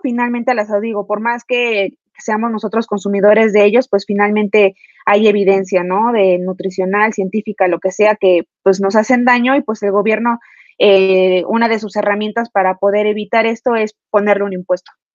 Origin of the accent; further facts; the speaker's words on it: Mexico; nosotros como mexicanos